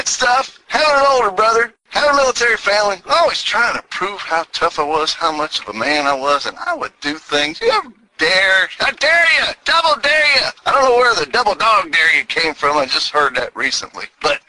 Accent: New England, United States; also born or lived in Houston, Texas; I was down in Houston, Texas for 20 years. Can you tell by the accent? I'm originally from New England, but somehow 20 years of the twang got stuck.

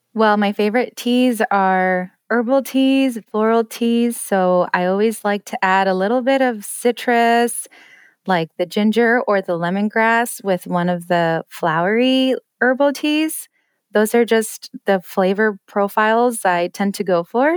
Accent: Denver, Colorado, United States; also born or lived in Detroit suburbs, Michigan; now in Detroit, United States; I'm originally from Denver, but I'm in the suburbs of Detroit now.

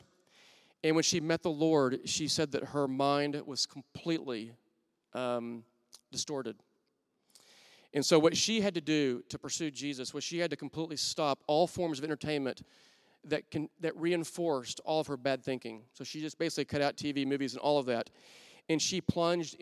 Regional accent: Wichita Falls, Texas, United States; now in Oklahoma City, United States; I'm from Wichita Falls, Texas

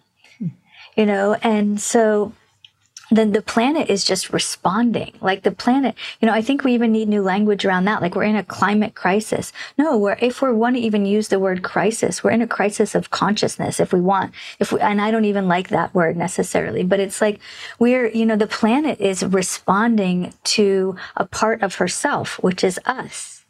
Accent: India; I was born in India

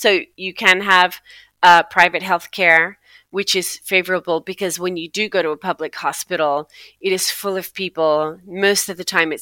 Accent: Toronto, Ontario, Canada; moved away as an adult; now in Buenos Aires, Argentina; as a Canadian, this is not how I was raised

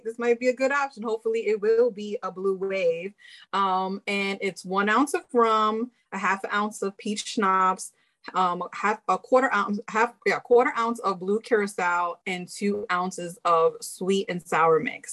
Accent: New York City, New York, United States; I'm from Brooklyn

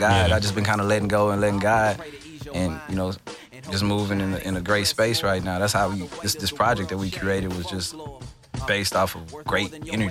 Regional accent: Lufkin, Texas, United States; now in Houston, United States; I'm from Lufkin, but I reside in Houston.

